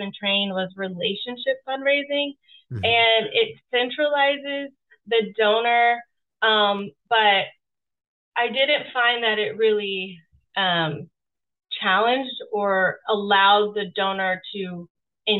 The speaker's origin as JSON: {"language": "English", "town": "Seattle", "region": "Washington", "country": "United States", "tie": "born or raised there", "said": "I am born and raised in Seattle, Washington"}